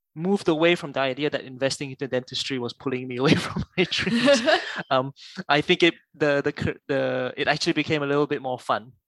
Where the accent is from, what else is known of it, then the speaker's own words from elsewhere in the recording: Malaysia; moved away as an adult; also born or lived in United Kingdom / Singapore; now in Australia; I grew up in Malaysia. Um, I was born there